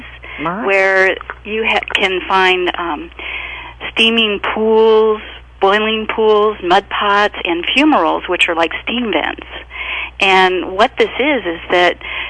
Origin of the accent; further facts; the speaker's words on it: Redding, California, United States; now in Mineral, United States; I actually even grew up down in the valley, just west of Lassen Volcanic National